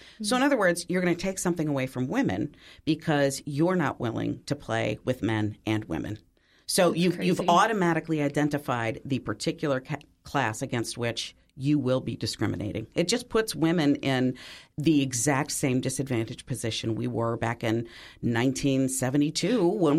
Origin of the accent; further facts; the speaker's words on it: Wisconsin, United States; I was raised in Wisconsin, cheese. So I know.